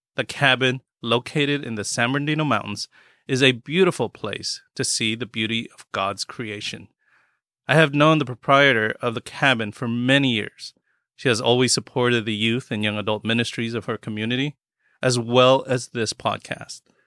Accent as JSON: {"language": "English", "country": "Philippines", "said": "I'm Filipino"}